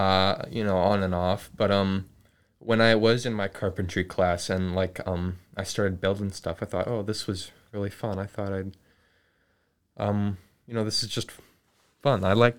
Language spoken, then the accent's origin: English; Moose Jaw, Saskatchewan, Canada; Born and raised in Moose Jaw, yeah.